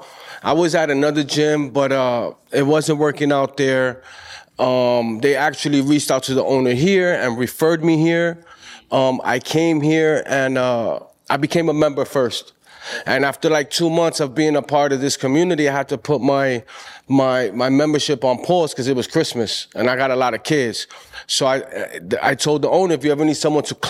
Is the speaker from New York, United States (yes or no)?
yes; New York City, New York, United States; I'm from the Boogie Down Bronx, and my family's from Puerto Rico